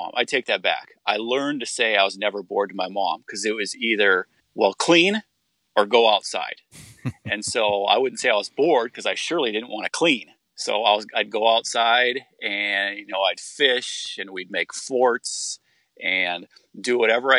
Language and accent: English; Northern Iowa, United States; also born or lived in California; I'm from Northern Iowa. I was born in California, okay, but I don't remember any of that because we moved to Iowa when I was very young. But then we moved to Northern Iowa and I grew up in the country.